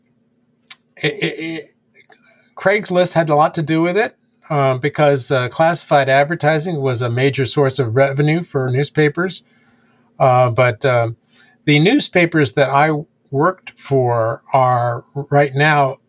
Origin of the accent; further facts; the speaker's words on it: United States; now in Amherst, United States; I grew up in Washington